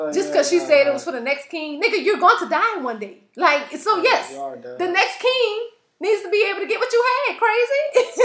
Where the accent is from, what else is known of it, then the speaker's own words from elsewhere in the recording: United States; I was born here